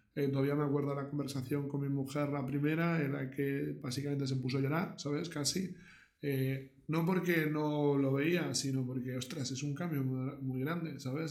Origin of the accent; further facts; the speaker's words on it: Barcelona, Catalonia, Spain; moved away as an adult; also born or lived in Miami; soy de Barcelona.